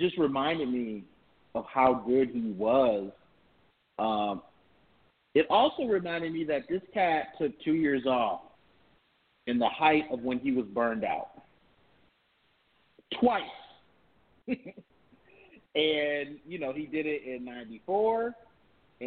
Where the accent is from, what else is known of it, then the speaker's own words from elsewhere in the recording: Michigan, United States; I grew up as a Pistons fan, too, growing up in Michigan